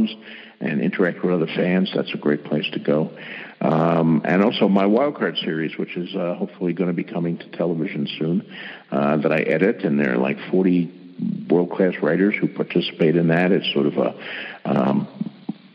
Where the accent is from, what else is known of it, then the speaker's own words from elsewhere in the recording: Bayonne, New Jersey, United States; I was born and raised in Bayonne, New Jersey